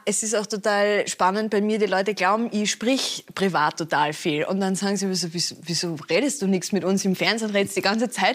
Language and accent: German; Austria; bei uns in Österreich